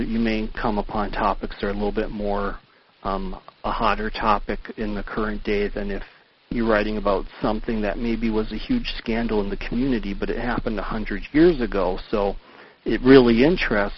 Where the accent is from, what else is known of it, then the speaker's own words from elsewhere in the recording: Upper Michigan, United States; growing up in Upper Michigan